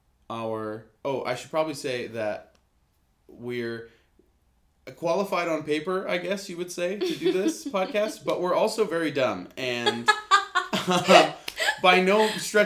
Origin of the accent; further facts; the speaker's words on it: Lake Arrowhead, California, United States; I am originally from Lake Arrowhead, California, up in the mountains